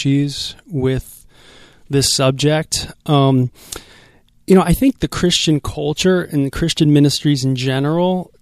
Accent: Los Angeles, California, United States; I'm from North Hollywood

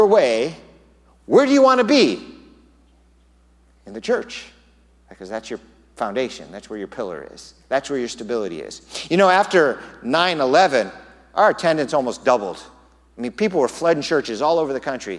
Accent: Southern California, United States; now in Tucson, United States; I'm from Southern California. We had earthquakes. Here, there are no earthquakes. In Southern California, you go through earthquake drills in school growing up

